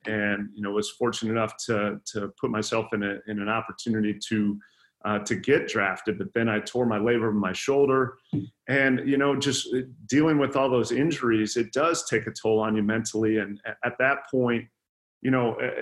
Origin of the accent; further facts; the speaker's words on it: Sioux City, Iowa, United States; I was born and raised in Sioux City, Iowa